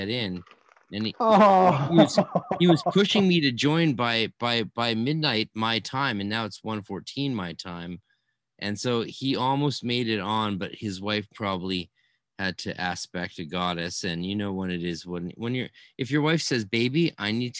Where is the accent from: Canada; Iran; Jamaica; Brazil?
Canada; also born or lived in California; I'm a Canadian